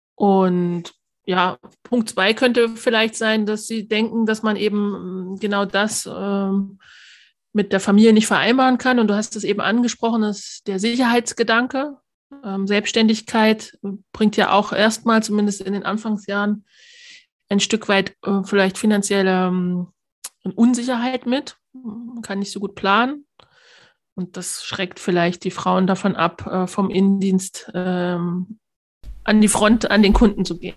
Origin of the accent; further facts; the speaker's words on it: Altenbergen, Thuringia, Germany; in mein Heimatdorf äh, nach Altenbergen